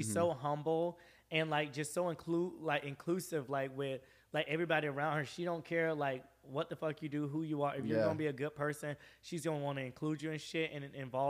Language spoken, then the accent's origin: English; the South, United States; moved away as an adult; also born or lived in Atlanta; now in Los Angeles, United States; I'm from the South.